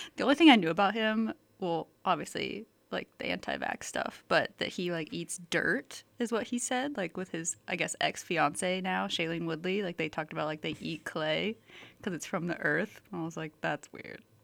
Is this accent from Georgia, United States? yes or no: yes; Atlanta, Georgia, United States; I'm from Atlanta